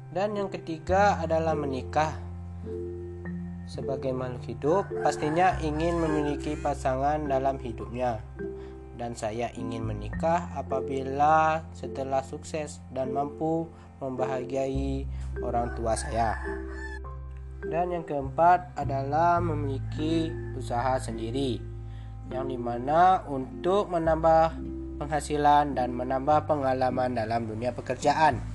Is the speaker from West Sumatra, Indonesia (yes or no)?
yes; West Sumatra, Indonesia; now in Lampung, Indonesia; Saya berasal dari Sumatera Barat yang lebih tepatnya di Kabupaten Solok Selatan.